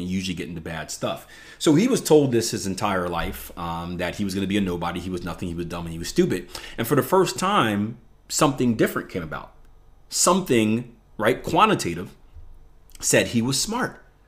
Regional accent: Philadelphia, Pennsylvania, United States; I come from the Philadelphia, um, public education system, which is one of the worst in the country

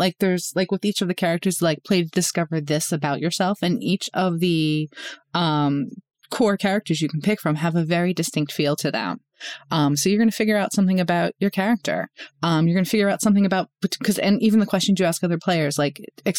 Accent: Northeast, United States; I grew up in Northeast, like in the Northeast

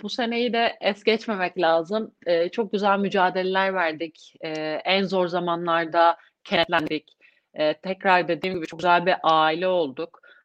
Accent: İzmir, Turkey; İzmirliyim, İzmir doğumluyum

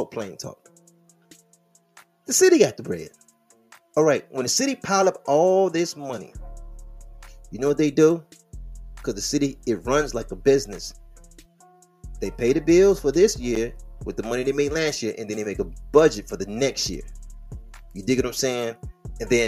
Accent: Detroit, Michigan, United States; I am from Detroit. The square mileage of the city is 142 square miles.

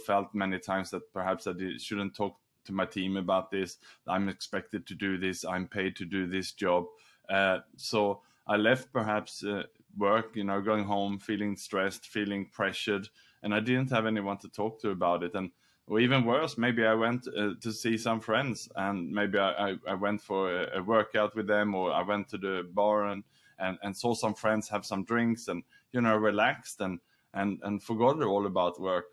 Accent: Sweden; also born or lived in Australia; now in Singapore; I was born in Sweden

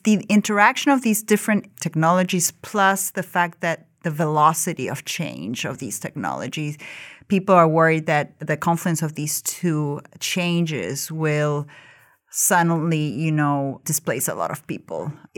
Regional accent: Argentina; born there; English is a second language; moved away; also born or lived in Ukraine; So, you know, I was born in Argentina, but I moved around a lot and lived in different countries. My parents are Ukrainian, so I'm kind of a mix of everything. I'm Argentine, Ukrainian, I'm married to an American

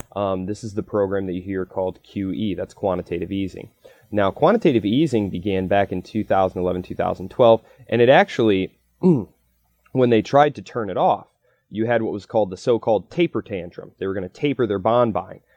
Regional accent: United States; I'm an American

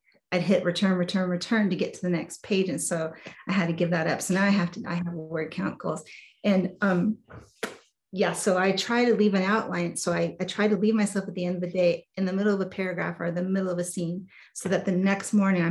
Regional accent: New York, United States; also born or lived in New Jersey, United States; And I was actually born back east, so I was born in New Jersey. We lived in New York, so I feel like I still have that New York girl in me.

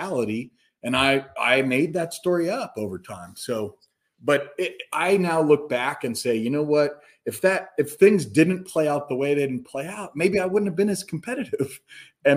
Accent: Castle Rock, Colorado, United States; also born or lived in Madison, Wisconsin; I grew up in Colorado in Castle Rock is where we ended up, Douglas County High School

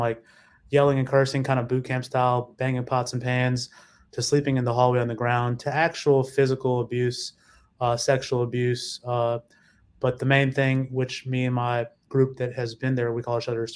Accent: Mississippi, United States; moving down south to Mississippi. My father took the family down there

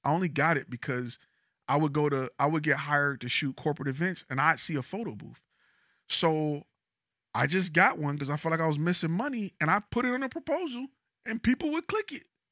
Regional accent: Detroit, Michigan, United States; now in Dallas, United States; I'm from Detroit. I've never heard of a heated driveway until I came to Texas.

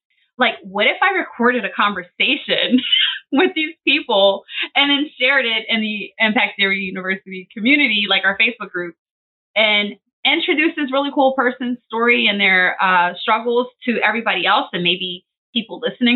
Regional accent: Philadelphia, Pennsylvania, United States; I'm a Philadelphia girl, Philly girl for short. I have been born and raised in Philly my whole life.

